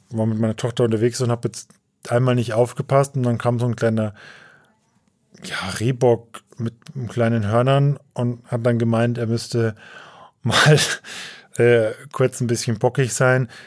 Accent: Tambach, Bavaria, Germany; Und weil es einfach der nächste ist zu meinem Wohnort, zu meiner Heimat, Schloss Tambach im Wildpark in Tambach, der auch schön groß ist, recht groß ist.

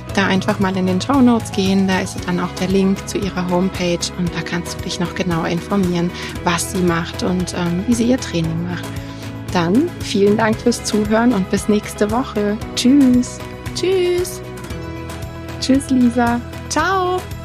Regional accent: Germany; bei uns in Deutschland

